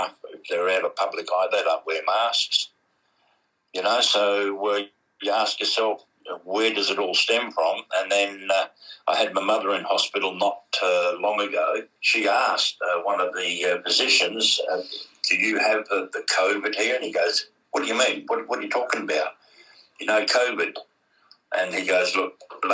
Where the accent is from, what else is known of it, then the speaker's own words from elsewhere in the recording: Australia; we know as Australians